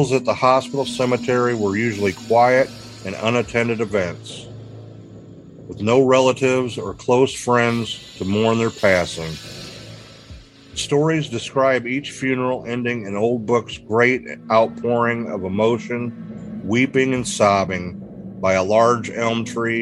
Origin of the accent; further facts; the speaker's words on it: Bartonville, Illinois, United States; my hometown of Bartonville, Illinois